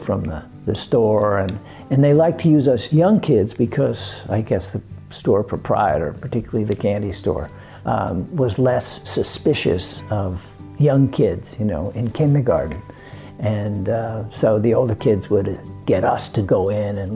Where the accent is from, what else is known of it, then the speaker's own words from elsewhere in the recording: New Jersey, United States; also born or lived in Brooklyn, New York / Woodside, Queens, New York; moved over to New Jersey when I was 8